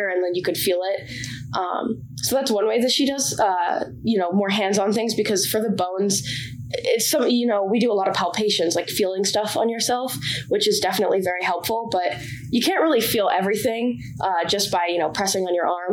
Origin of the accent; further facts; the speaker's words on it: Bedford, Massachusetts, United States; I'm from Bedford, Massachusetts, which is about 45 minutes northwest of here.